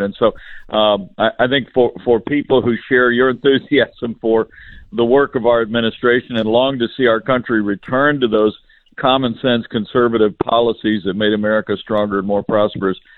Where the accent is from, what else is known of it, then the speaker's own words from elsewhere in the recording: Indiana, United States; my home state of Indiana